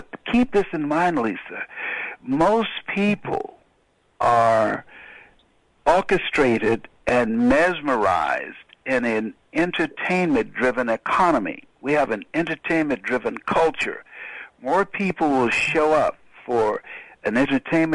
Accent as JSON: {"language": "English", "town": "Miami", "region": "Florida", "country": "United States", "said": "I'm from Liberty City"}